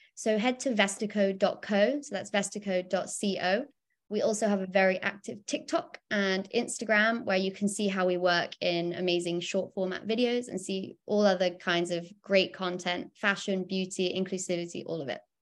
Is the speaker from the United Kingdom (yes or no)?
yes; United Kingdom; I, I'm, I'm a Brit.